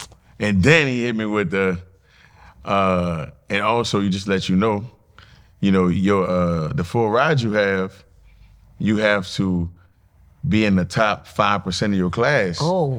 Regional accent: New Orleans, Louisiana, United States; I mean, I'm from New Orleans, Louisiana. I went to St. Aug for high school and St. Augustine High School.

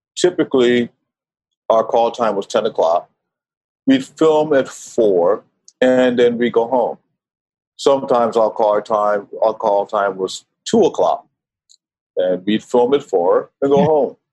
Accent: New York, United States; moved away as an adult; also born or lived in Washington, D.C.; now in Venice, Italy; I grew up in New York. Uh, I was born in DC. I, I moved up to New York when I was about uh, eight, nine years old.

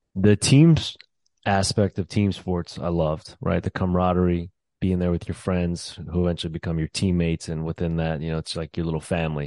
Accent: New Orleans, Louisiana, United States; moved away as an adult; also born or lived in New York; I'm originally from New Orleans. That's where I was born and raised.

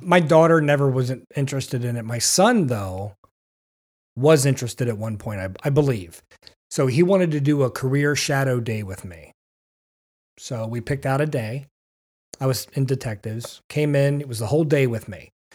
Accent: Manheim, Pennsylvania, United States; I grew up in Mannheim Borough, small area

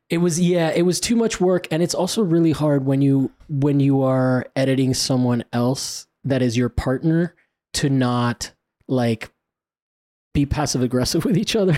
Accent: Italy; moved away; I grew up in Italy

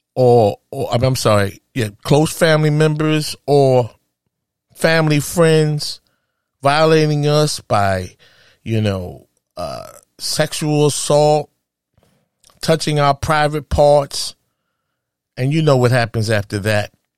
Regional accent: New York City, New York, United States; a woman from Harlem, USA, my hometown

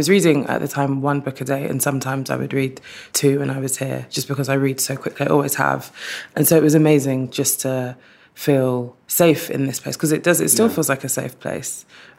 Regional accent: London, United Kingdom; also born or lived in Streatham, London; I grew up in Streatham initially, and then we moved to Ladywell, which is just down the road, when I was around 8

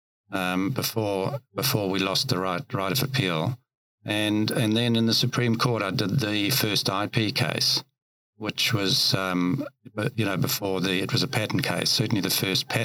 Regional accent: Amanzimtoti, KwaZulu-Natal, South Africa; accent: South African; now in New Zealand; I grew up in a very small town just south of Durban called Amanzimtoti, or Toti for short

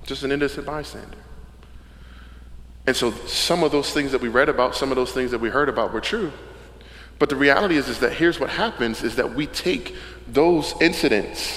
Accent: Camden, New Jersey, United States; moved away as an adult; now in Wilmington, United States; the neighborhood that I grew up in Camden was South Camden

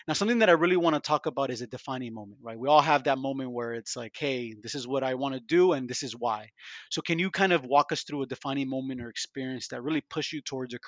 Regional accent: Miami, Florida, United States; also born or lived in Vancouver / Atlanta / Boston; I grew up in Miami, very culturally diverse place, but I've been moved around like yourself, Vancouver, Miami, Atlanta, Boston

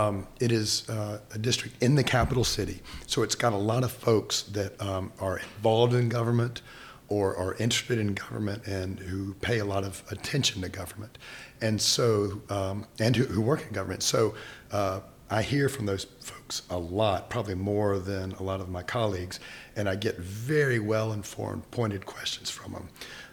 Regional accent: Charlotte, North Carolina, United States; moved away as an adult; now in Raleigh, United States; I was actually born and raised in Charlotte.

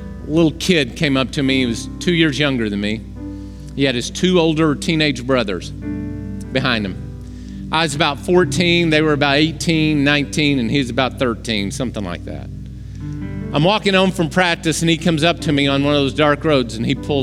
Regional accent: Oklahoma, United States; I grew up in Oklahoma

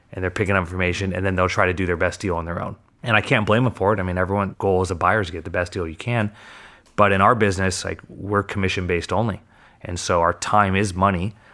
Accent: Manhattan Beach, California, United States; growing up in Manhattan, we went to Robinson was my preschool

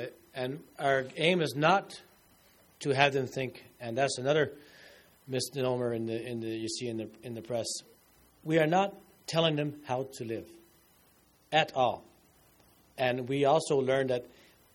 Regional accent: Newfoundland and Labrador, Canada; I'm from Newfoundland.

